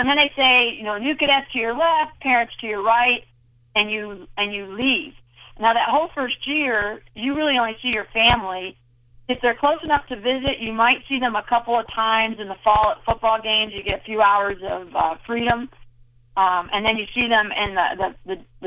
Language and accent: English; New York, United States; I grew up in New York, so our last day of graduation was, you know, like the last Saturday of June